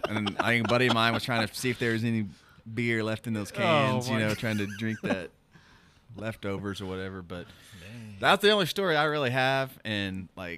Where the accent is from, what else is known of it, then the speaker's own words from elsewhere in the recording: Broken Arrow, Oklahoma, United States; also born or lived in Tulsa, Oklahoma; I grew up, we moved from East Tulsa to Broken Arrow